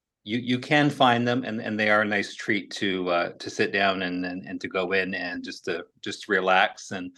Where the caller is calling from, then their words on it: Fairview, Alberta, Canada; I'm calling in from Fairview, Alberta, which is about 5 hours, I'm going to say, northwest of Edmonton.